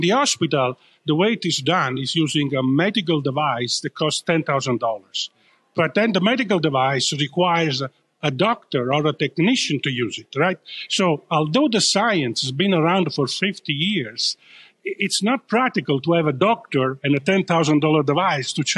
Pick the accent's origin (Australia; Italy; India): Italy; accent: Italian; now in Northern California, United States; coming from Northern California, although my accent gives away that I'm originally from Italy